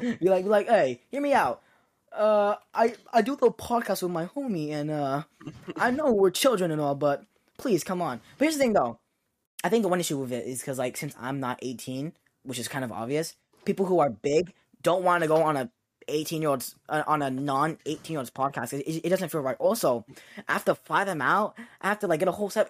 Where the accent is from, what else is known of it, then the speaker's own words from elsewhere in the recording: United States; I am an American Asian